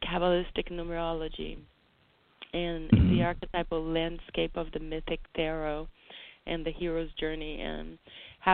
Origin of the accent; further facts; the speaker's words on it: Brazil; moved away; as a child growing up in Brazil